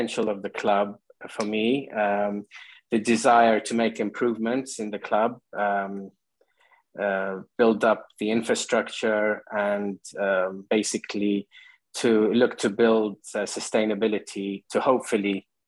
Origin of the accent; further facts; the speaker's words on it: Qatar; moved away; growing up in Qatar, where my father worked, you know, Qatar is a football crazy country